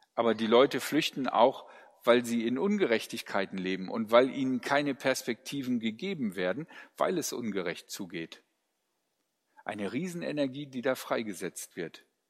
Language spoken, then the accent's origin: German; Ruhr area, North Rhine-Westphalia, Germany; ich komme aus dem Ruhrgebiet.